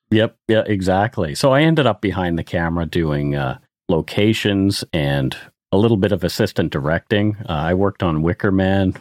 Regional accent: Canada; I'm Canadian

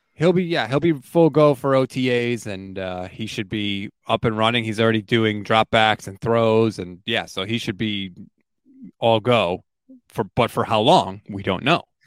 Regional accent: Connecticut, United States; So I am born and raised in Connecticut, still live in Connecticut

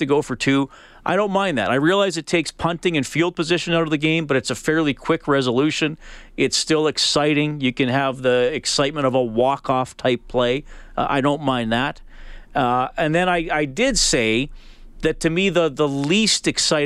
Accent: Canada; I'm Canadian

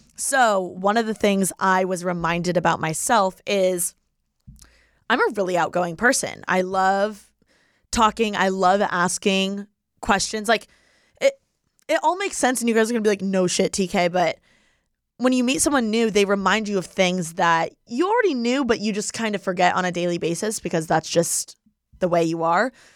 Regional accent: Indiana, United States; if I were in Indiana, like my hometown

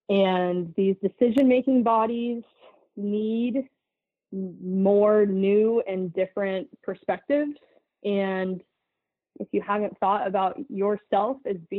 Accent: Minnesota, United States; well, I grew up in Minnesota and I actually have never field quartered an animal.

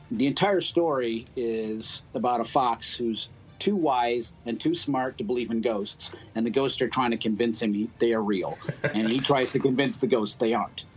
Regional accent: Cleveland, Ohio, United States; also born or lived in Yellow Springs, Ohio; now in Dayton, United States; I'm from Cleveland, uh, originally from Cleveland. I've been in Dayton, well, Dayton and Yellow Springs area for 15 years now

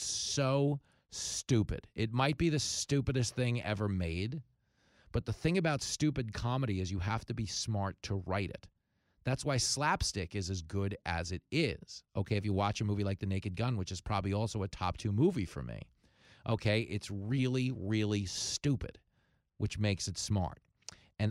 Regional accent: Levittown, New York, United States; I grew up in Levittown on Long Island

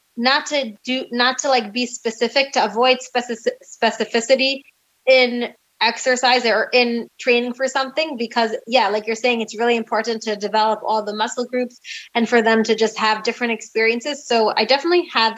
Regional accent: United States; now in Jerusalem, Israel; I was raised in a more open-minded, you know, still very religious American community

